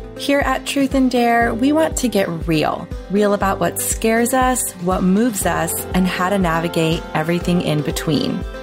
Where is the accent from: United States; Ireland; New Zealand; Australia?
United States; Florida; born and raised in Florida, luckily still living here, currently in Saint Pete, Florida